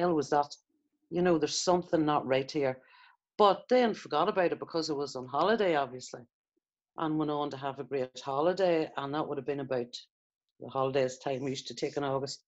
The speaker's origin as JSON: {"language": "English", "town": "Bessbrook", "region": "Northern Ireland", "country": "United Kingdom", "tie": "born or raised there", "said": "I was an only child born in Bessbrook, Northern Ireland"}